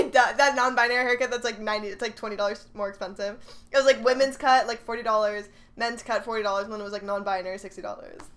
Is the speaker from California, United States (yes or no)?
no; Texas, United States; we're from Texas